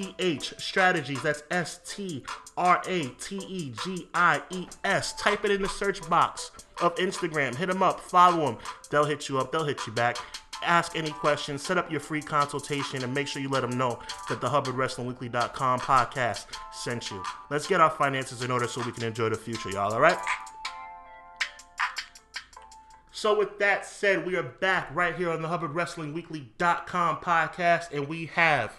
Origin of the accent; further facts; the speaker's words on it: New York, United States; I'm from New York myself